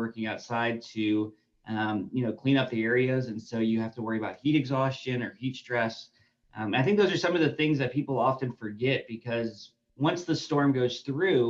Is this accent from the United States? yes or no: yes; New Orleans, Louisiana, United States; moved away as an adult; also born or lived in Alabama; now in Mississippi, United States; I am actually from New Orleans, Louisiana, originally. So growing up, I have dealt with hurricanes.